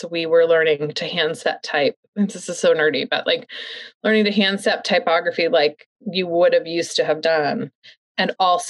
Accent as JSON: {"language": "English", "town": "St. Louis", "region": "Missouri", "country": "United States", "moved": "as an adult", "said": "I'm from the Midwest, from St. Louis"}